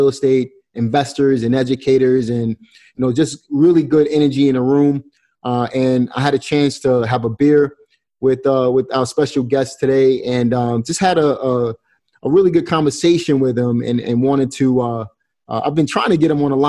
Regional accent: New York City, New York, United States; in my hometown, New York City. Now, obviously, you guys know I'm from Brooklyn, New York

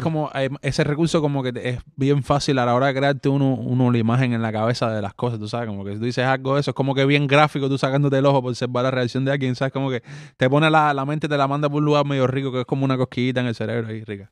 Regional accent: Cuba; first language Spanish; moved away; yo soy cubano

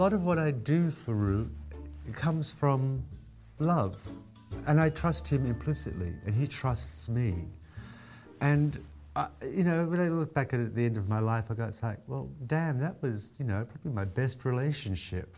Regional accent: Australia; moved away; also born or lived in New York; I grew up in Australia

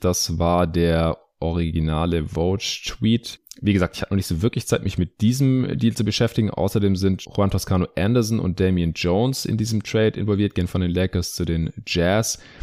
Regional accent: Stuttgart, Baden-Württemberg, Germany; meine Heimatstadt Stuttgart

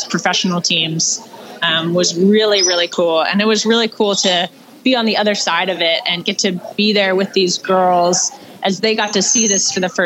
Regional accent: United States; as an American

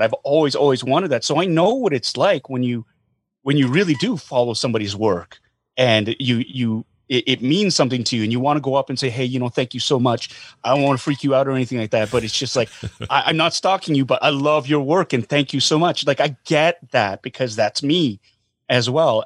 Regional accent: Calgary, Alberta, Canada; I grew up in Calgary as well

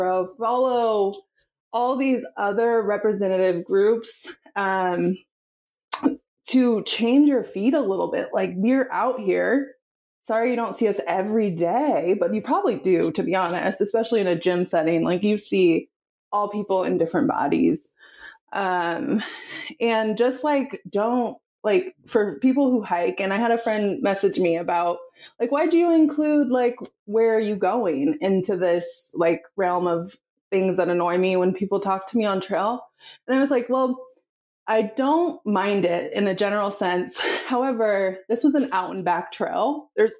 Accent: the Northwest, Pacific Northwest, United States; I'm from the Northwest.

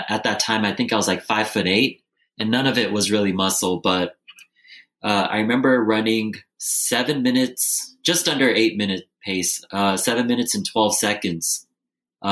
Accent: Bay Area, California, United States; also born or lived in Lancaster, California; But I grew up in the Bay Area

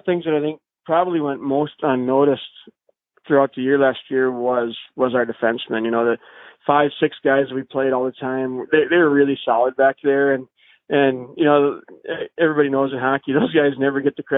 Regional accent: Hutchinson, Minnesota, United States; I grew up in Hutchinson

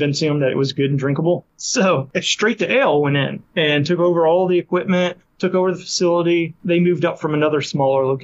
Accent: Huntsville, Alabama, United States; moved away as an adult; also born or lived in Greenville, North Carolina; my hometown here in Huntsville, Alabama

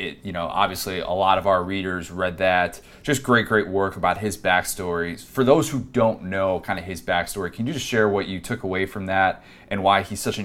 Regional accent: Midwest, United States; I was born and raised in the Midwest.

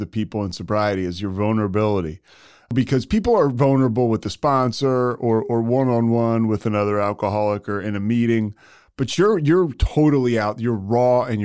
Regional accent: Philadelphia, Pennsylvania, United States; I'm from Philly

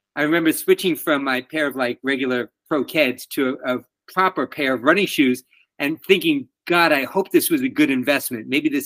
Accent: New York City, New York, United States; moved away as an adult; now in Washington, DC, United States; where I grew up in Queens, New York

